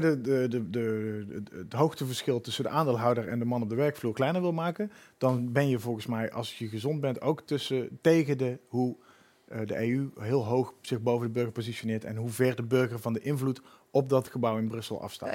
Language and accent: Dutch; Netherlands; moved away; also born or lived in Utrecht; Ik identificeer me ook nog als een halve Belg, omdat ik bijna aan de grens geboren ben